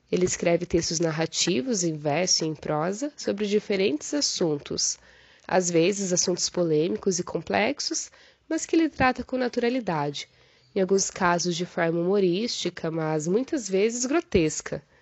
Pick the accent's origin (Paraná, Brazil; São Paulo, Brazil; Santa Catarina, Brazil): Paraná, Brazil; Cascavel; born there; now in Cruzeiro do Sul, Brazil; eu defendi a minha tese de doutorado no dia 30 de agosto, nasci em Cascavel, no Paraná, mas atualmente moro em Cruzeiro do Sul, no Acre.